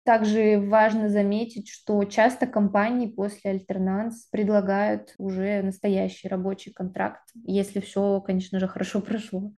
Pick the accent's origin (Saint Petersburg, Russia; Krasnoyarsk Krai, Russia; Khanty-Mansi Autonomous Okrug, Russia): Krasnoyarsk Krai, Russia; Krasnoyarsk; moved away as an adult; also born or lived in Irkutsk; now in France; Я из Сибири, из города Красноярска